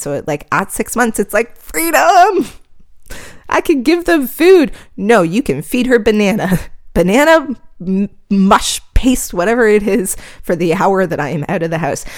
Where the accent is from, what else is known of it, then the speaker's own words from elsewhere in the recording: Canada; I'm Canadian here